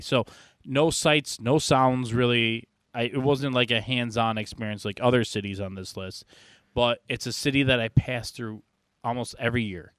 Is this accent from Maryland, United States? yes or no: no; Buffalo, New York, United States; I come from Buffalo